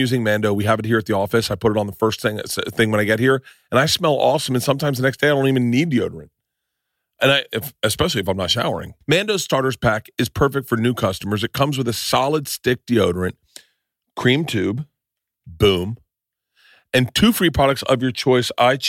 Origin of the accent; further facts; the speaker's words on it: Tampa, Florida, United States; I'm a big Bucks fan. I grew up in Tampa.